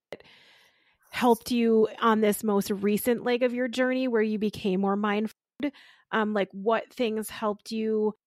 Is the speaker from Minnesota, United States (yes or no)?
yes; Austin, Minnesota, United States; I'm from Austin, Minnesota, where, you know, home of spam